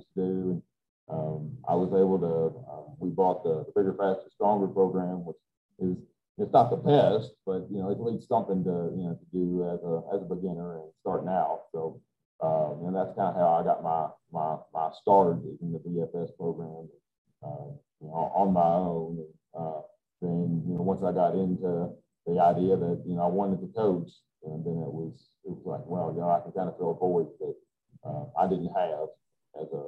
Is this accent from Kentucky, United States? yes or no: yes; Carlisle, Kentucky, United States; also born or lived in Tennessee / South Carolina / Floyd County, Kentucky / Bullitt County, Kentucky; So moved back to my hometown, Nicholas County.